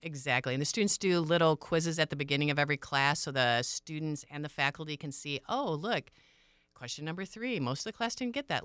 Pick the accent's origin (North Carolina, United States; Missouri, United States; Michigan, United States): Michigan, United States; moved away; I'm originally from Michigan. I grew up on a small pig farm